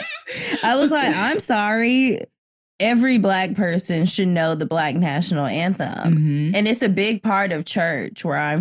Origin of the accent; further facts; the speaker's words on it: the South, United States; moved away; also born or lived in New York; I'm from the South